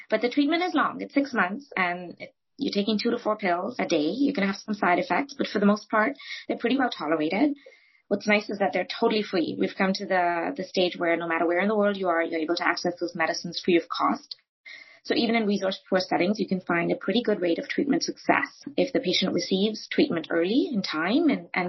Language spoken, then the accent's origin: English; India; moved away; I grew up in India